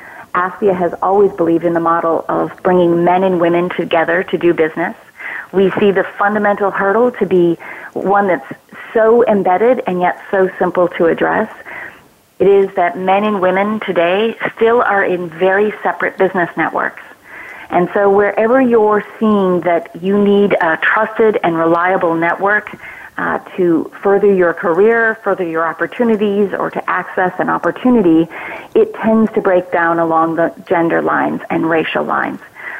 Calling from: San Francisco, California, United States; I'm calling in from San Francisco, California.

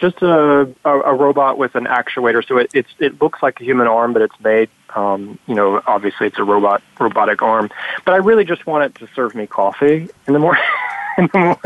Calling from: New York City, New York, United States; So I'm calling you from New York City, over on the west side in New York

